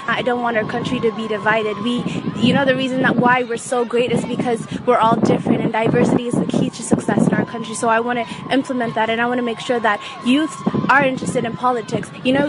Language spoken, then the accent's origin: English; Bell, California, United States; I'm also from Bell.